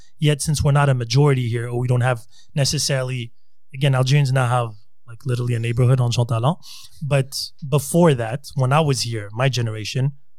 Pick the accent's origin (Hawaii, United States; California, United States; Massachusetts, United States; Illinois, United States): California, United States; San Diego; I grew up in San Diego.